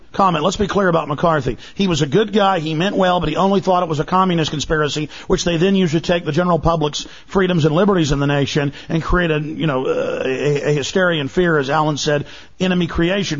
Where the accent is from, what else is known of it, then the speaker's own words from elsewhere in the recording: Dallas, Texas, United States; in the U.S., I grew up in Dallas and they're still there.